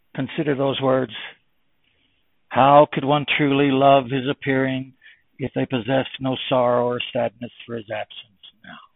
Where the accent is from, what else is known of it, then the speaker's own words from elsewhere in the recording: United States; moved away as an adult; also born or lived in Germany; When I lived in Germany for 35 years, being an American